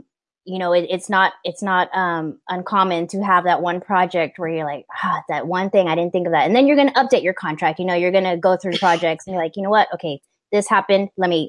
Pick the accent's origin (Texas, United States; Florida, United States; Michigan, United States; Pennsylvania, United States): Texas, United States; also born or lived in California; See, and I'm from Texas and California, so I can kind of get where both of y'all are coming from.